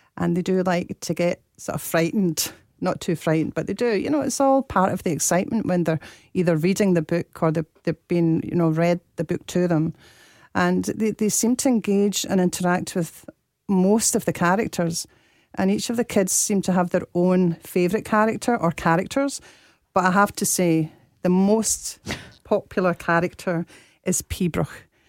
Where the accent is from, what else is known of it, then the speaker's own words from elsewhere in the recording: Dundee, Scotland, United Kingdom; I'm from Dundee